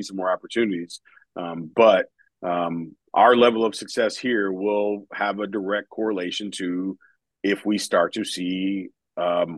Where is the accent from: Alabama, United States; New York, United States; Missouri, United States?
Missouri, United States; St. Louis; now in Columbia, United States; We're from St. Louis originally.